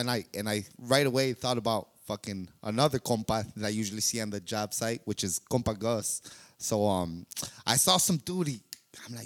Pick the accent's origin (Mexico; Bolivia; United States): Mexico; Escobedo, Durango